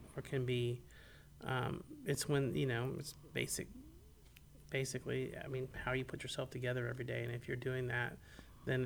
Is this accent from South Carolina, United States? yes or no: no; Tallahassee, Florida, United States; also born or lived in Gainesville, Florida; I'm from Tallahassee